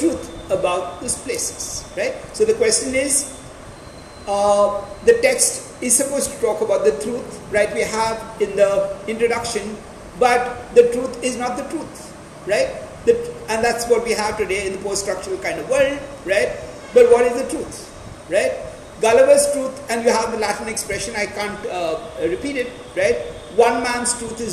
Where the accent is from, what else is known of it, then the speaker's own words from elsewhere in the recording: India; I'm still talked about as an Indian